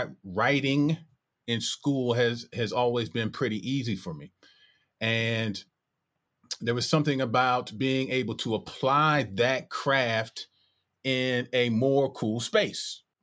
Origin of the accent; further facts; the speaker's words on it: Detroit, Michigan, United States; I was born December 1979 in Detroit. And I grew up in a middle class home where hip hop was essentially illegal.